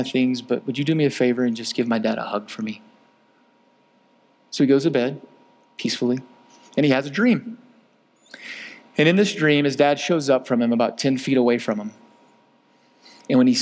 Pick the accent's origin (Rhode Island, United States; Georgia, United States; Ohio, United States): Georgia, United States; my black brothers that I grew up with in Georgia